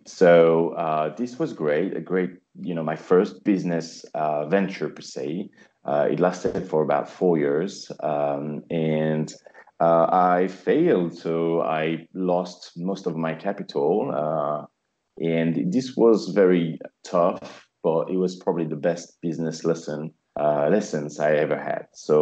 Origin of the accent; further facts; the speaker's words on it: Paris, Île-de-France, France; English is a second language; moved away as an adult; also born or lived in England; now in Guangzhou, China; So I was born and raised in Paris, France.